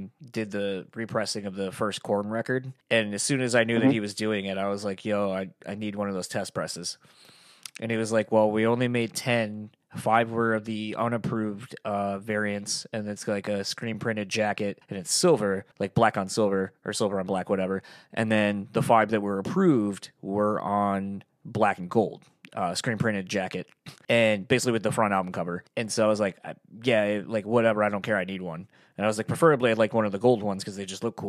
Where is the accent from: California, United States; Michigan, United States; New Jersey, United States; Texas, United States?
Michigan, United States; near Kalamazoo; moved away; also born or lived in Delaware; the town I grew up in near Kalamazoo